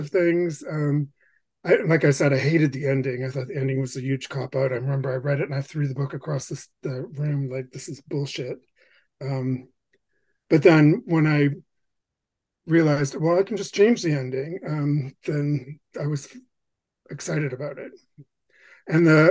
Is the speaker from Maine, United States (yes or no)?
yes; Bangor, Maine, United States; growing up in Bangor, Maine